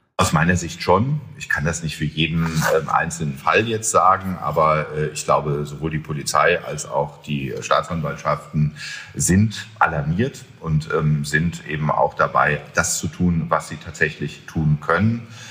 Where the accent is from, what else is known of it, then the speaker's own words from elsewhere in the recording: Germany; wir uns auch als Deutsche